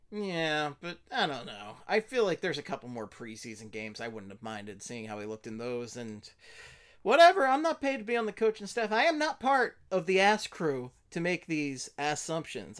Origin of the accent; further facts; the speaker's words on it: Philadelphia, Pennsylvania, United States; I was born in Philadelphia